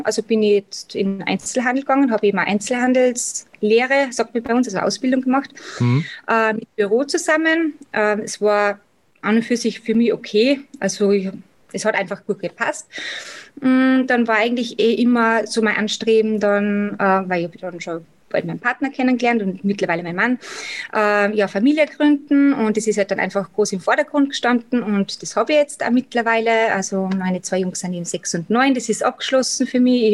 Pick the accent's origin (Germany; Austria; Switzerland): Austria; Salzburg; accent: Austrian dialect; wie bei eben schon unschwer im Dialekt erkennen kann, komme ich aus Österreich, also genau in Salzburg